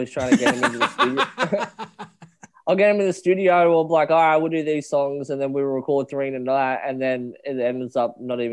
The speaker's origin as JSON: {"language": "English", "town": "Muswellbrook", "region": "New South Wales", "country": "Australia", "tie": "born or raised there", "also_born_or_lived": "Brisbane, Queensland", "said": "I'm back in my hometown in New South Wales now. I'm originally from New South Wales, but I done my dash in Brisbane for about 5 years."}